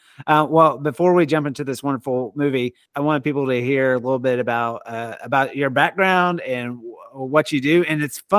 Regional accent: Longview, Texas, United States; moved away as an adult; also born or lived in Dallas-Fort Worth; I was in my hometown of Longview

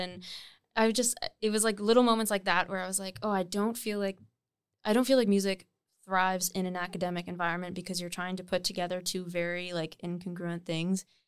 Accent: Nova Scotia, Canada; moved away as an adult; also born or lived in Munster, Ontario; now in Toronto, Canada; I was born in, actually, Ontario, in, like, a very small hamlet. called Munster, but then I moved to Nova Scotia when I was, like, eight or nine.

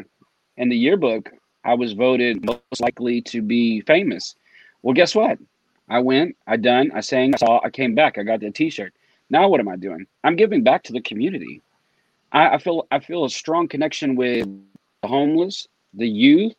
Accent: the South, United States; growing up in the South

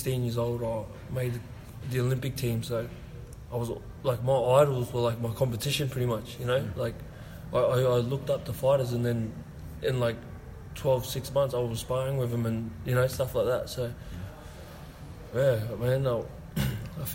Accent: Central Coast, New South Wales, Australia; also born or lived in Westmead, New South Wales; I'm just a kid from the Central Coast. You know, I was born in Westmead and I moved to the Central Coast when I was a young kid

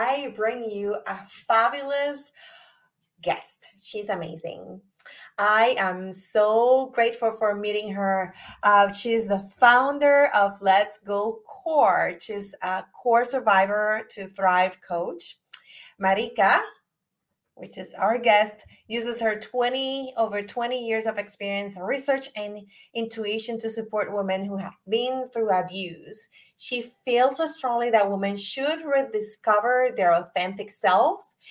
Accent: Puerto Rico; now in Virginia, United States; I'm from Puerto Rico. So I moved to the United States, to Virginia, over 17 years ago

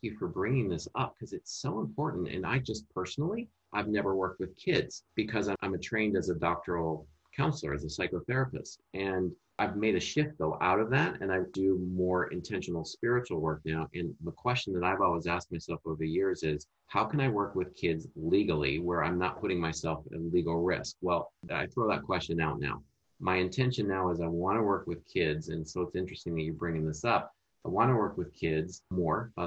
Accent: Minnesota, United States; moved away; natural accent comes out because that's where I'm from. That's where I grew up as a child

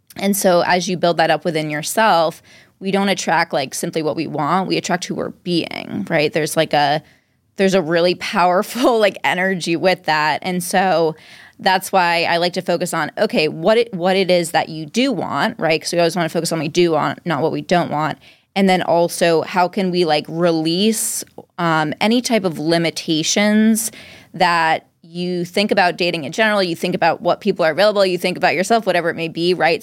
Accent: Dover, Massachusetts, United States; also born or lived in Cambridge, Massachusetts / Somerville, Massachusetts; now in Boston, United States; I was born in Dover, Mass, which is like right near Wellesley, Natick

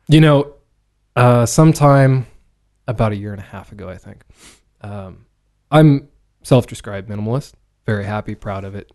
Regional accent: Chehalis, Washington, United States; I was born in Chehalis, Washington

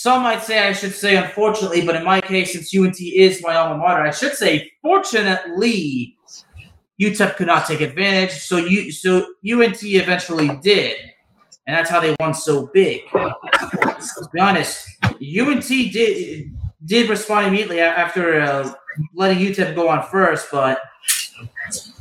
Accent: Keller, Texas, United States; growing up in Keller, Texas

